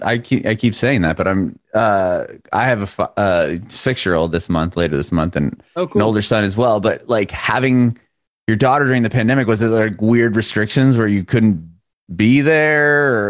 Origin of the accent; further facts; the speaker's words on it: San Diego, California, United States; now in Nashville, United States; I'm from Southern California originally.